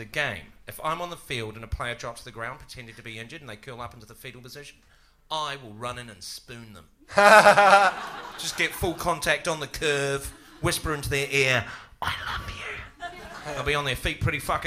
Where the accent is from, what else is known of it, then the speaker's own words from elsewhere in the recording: New Zealand; as a New Zealander